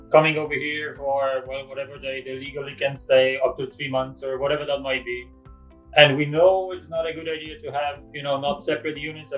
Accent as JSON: {"language": "English", "country": "Poland", "tie": "born or raised there", "also_born_or_lived": "Ireland", "moved": "yes", "lives_now": "Canada", "said": "We're from Poland"}